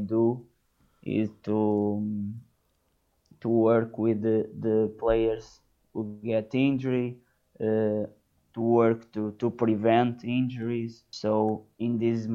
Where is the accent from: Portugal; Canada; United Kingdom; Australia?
Portugal; Santa Maria da Feira, Aveiro District; English is a second language; I started in my hometown club. It was Feirense